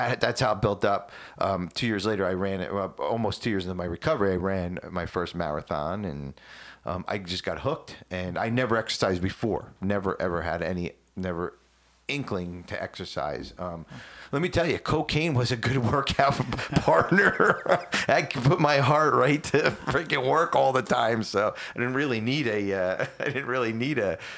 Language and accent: English; New Jersey, United States; moved away; I'm from Jersey